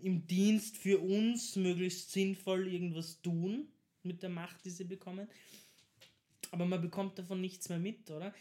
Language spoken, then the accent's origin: German; Vienna, Austria; als Wiener